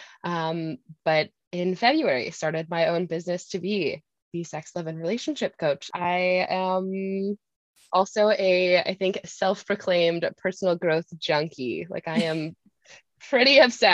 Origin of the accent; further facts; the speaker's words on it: Wisconsin, United States; now in Minnesota, United States; I grew up in Wisconsin, but live in Minnesota